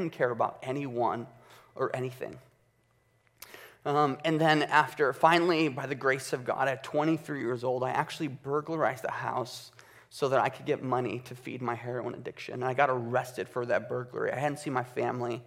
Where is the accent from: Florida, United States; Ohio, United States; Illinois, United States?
Illinois, United States; Chicago; I was born and raised in Chicago with my mother, father, and two twin sisters until I was 11 years old